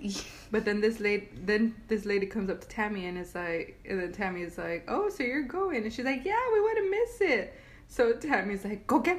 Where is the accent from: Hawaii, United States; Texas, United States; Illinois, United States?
Texas, United States; we're from Texas.